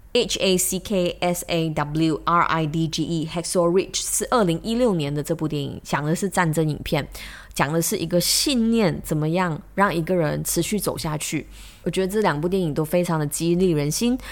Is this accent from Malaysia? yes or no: yes; Malaysia; 我们马来西亚人